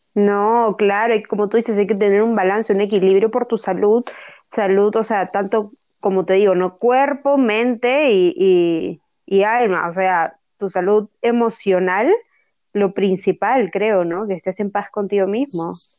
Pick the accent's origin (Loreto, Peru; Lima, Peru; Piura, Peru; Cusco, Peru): Piura, Peru